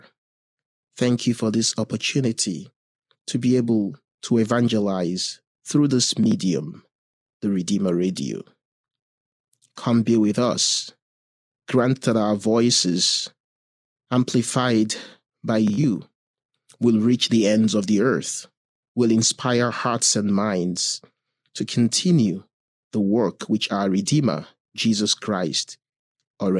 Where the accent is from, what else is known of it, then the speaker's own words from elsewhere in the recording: Nigeria; moved away as an adult; now in Mishawaka, United States; I am originally from Nigeria